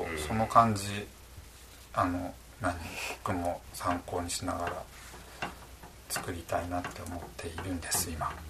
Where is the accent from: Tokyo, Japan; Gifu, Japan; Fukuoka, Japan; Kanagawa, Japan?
Tokyo, Japan; moved away as an adult; also born or lived in Egypt; now in Asago, Japan; 東京の実家で一年間ニートした